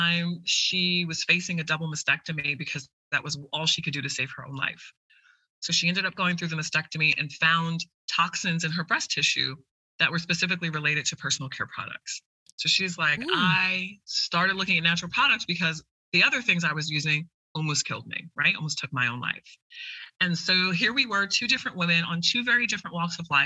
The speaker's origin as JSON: {"language": "English", "country": "Jamaica", "said": "I'm Jamaican."}